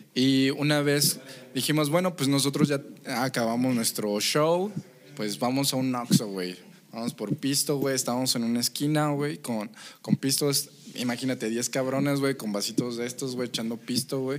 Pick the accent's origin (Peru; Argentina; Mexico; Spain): Mexico; yo estoy orgullosamente de ser mexicano